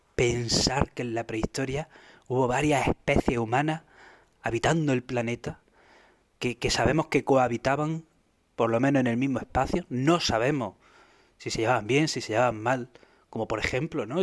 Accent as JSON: {"language": "Spanish", "country": "Spain"}